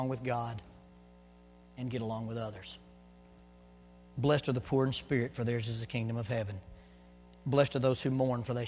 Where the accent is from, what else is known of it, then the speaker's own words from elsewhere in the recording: the South, Southern United States, United States; accent: Southern; first language Southern English; my first language is not English. My first is Southern English